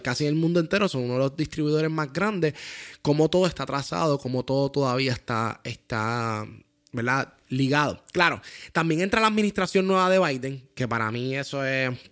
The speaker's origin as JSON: {"language": "Spanish", "country": "Puerto Rico", "said": "somos de Puerto Rico"}